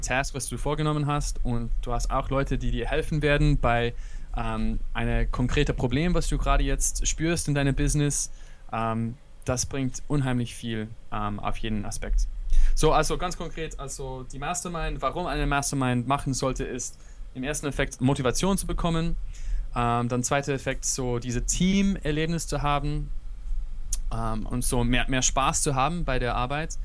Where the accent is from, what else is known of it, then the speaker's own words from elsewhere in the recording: United States; German is a second language; now in Berlin, Germany; ich bin im USA aufgewachsen